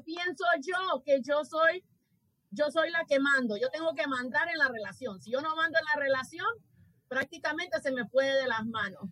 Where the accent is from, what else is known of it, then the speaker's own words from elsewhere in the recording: Honduras; mi país